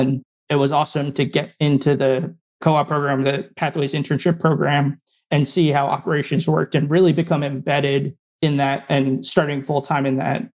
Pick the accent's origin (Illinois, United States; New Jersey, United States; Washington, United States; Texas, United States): New Jersey, United States; born or raised there; also born or lived in West Lafayette, Indiana